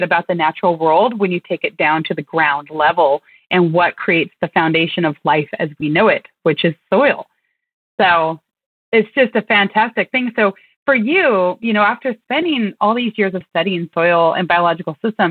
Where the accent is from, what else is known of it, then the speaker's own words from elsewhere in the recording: Western Oregon, United States; I grew up in Western Oregon.